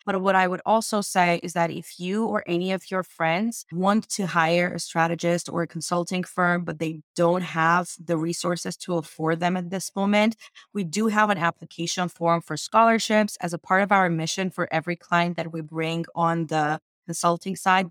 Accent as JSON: {"language": "English", "country": "Armenia", "moved": "as an adult", "lives_now": "United States", "said": "I immigrated from Armenia to the United States"}